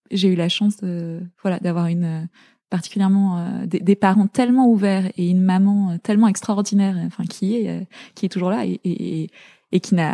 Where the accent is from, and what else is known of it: La Garenne-Colombes, Île-de-France, France; born or raised there; also born or lived in Zaire